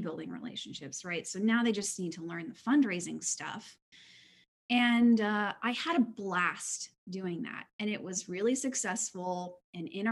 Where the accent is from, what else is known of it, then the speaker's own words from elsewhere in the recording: Houston, Texas, United States; I was born in 1987 in Houston, Texas, to two amazing parents and into a church community